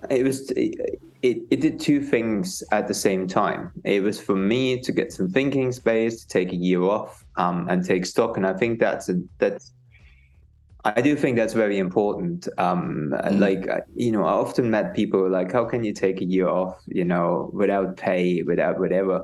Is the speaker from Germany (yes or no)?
yes; East Germany, Germany; now in United Kingdom; I grew up in East Germany